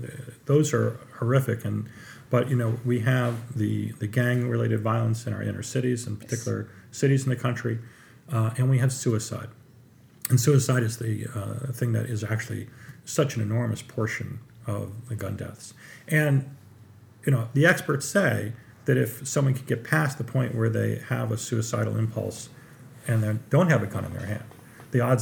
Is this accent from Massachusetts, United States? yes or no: no; Trumbull, Connecticut, United States; I grew up in Trumbull, Connecticut, which is not far, very close to Newtown